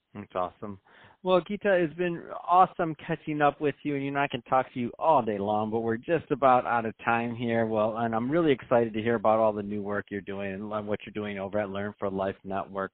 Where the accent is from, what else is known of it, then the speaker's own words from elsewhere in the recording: Michigan, United States; I'm from Michigan.